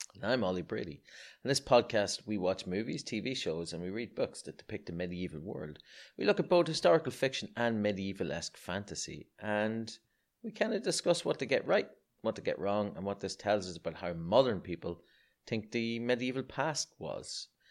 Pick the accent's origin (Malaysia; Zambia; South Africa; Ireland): Ireland; as an Irishman